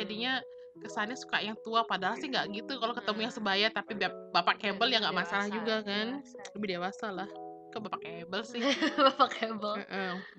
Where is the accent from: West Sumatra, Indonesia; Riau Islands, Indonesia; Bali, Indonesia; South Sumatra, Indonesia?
Bali, Indonesia; aku orang Bali